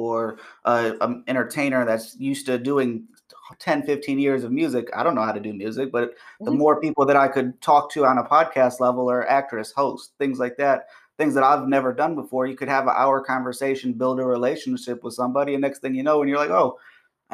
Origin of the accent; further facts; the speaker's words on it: United States; We're American